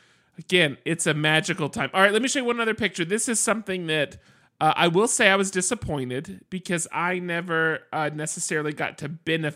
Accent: South Carolina, United States; born there; I was actually born in South Carolina.

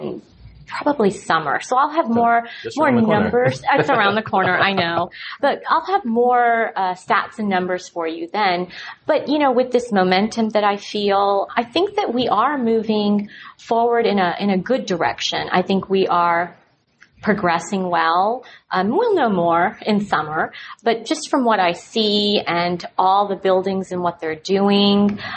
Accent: Dallas, Texas, United States; I'm from Dallas and I love it

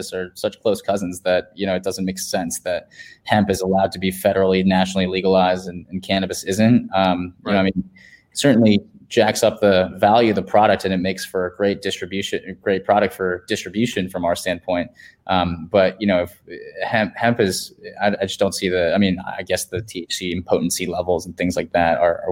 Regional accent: Virginia, United States; now in San Francisco, United States; home state in Virginia

